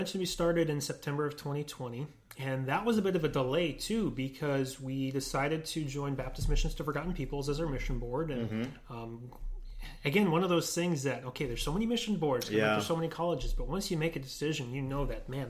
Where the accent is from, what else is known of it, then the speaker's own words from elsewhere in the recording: Canada; moved away; I'm Canadian.